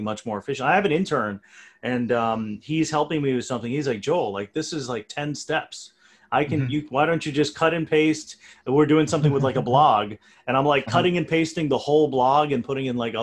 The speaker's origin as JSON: {"language": "English", "country": "India", "said": "I'm from India."}